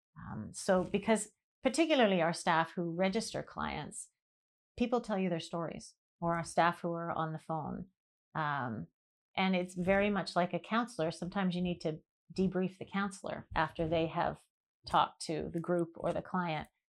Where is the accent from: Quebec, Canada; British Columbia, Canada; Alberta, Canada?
British Columbia, Canada; Vancouver; moved away as an adult; I grew up in Vancouver till I was twenty-one